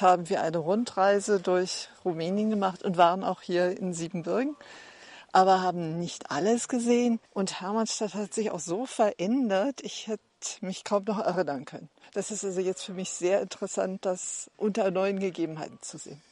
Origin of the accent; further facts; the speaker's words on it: Berlin, Germany; Wir kommen aus Berlin.